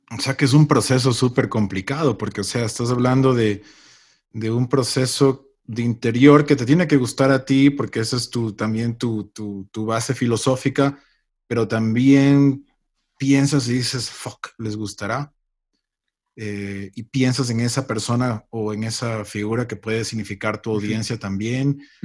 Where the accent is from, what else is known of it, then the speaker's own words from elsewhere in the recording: Ecuador; now in Los Angeles, United States; Yo soy ecuatoriano, pero ya tengo muchísimos años fuera del país, pero siempre, siempre regreso por mi familia.